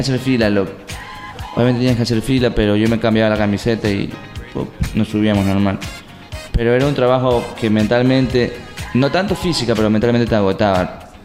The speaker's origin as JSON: {"language": "Spanish", "town": "Portoviejo", "region": "Manabí", "country": "Ecuador", "said": "esta es mi tierra, aquí me quedo"}